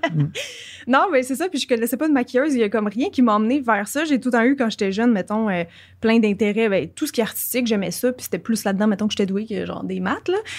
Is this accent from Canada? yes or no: yes; Quebec, Canada; accent: Québécois; j'ai un accent québécois